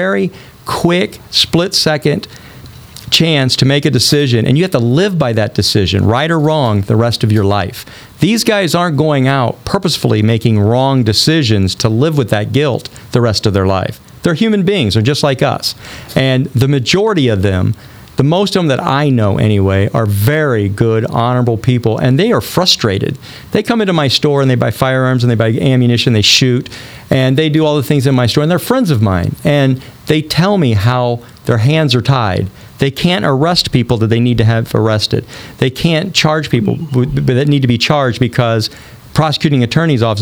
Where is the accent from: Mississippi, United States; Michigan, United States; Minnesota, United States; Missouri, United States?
Missouri, United States; Rolla; I'm from a small town. I'm from Rolla, Missouri